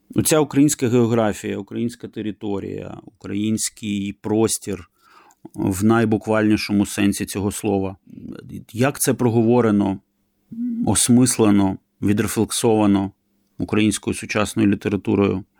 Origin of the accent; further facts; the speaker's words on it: Kyiv, Ukraine; moved away; Я киянин, хоча давно із Києва поїхав і давно вже живу за кордоном.